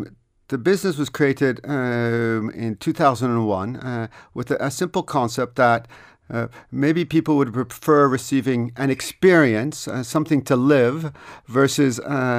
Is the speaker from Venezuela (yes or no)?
no; Canada; moved away as an adult; also born or lived in Vancouver / Montreal / Toronto / France; now in Dublin, Ireland; So I grew up in Canada, in Vancouver, Montreal, and Toronto. And then at the age of 24, I decided that actually I wanted to come back to Europe.